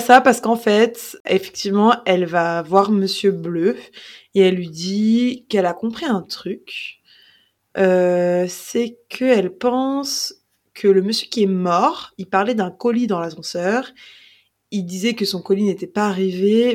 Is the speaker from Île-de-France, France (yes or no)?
yes; Paris, Île-de-France, France; on a grandi à Paris